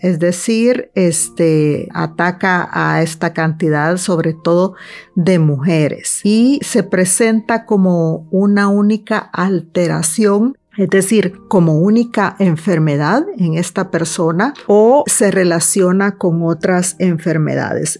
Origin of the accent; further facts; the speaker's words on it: El Salvador; de pequeña fui una niña que fue abusada sexualmente una niña que también eh, sufrió el impacto y los traumas de la guerra en mi país, El Salvador